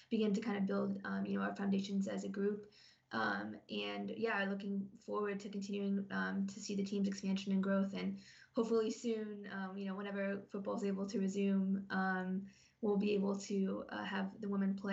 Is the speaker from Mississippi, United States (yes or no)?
no; Ohio, United States; now in Ireland; I'm uh, from Ohio originally